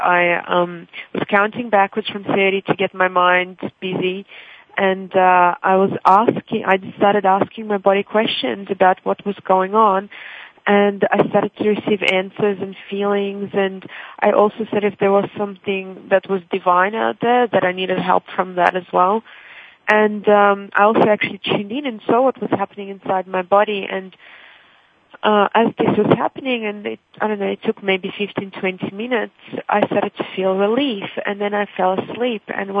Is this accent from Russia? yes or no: yes; Russia; English is a second language; now in Australia; I already had to learn a new language once in my life when I immigrated from Russia to Australia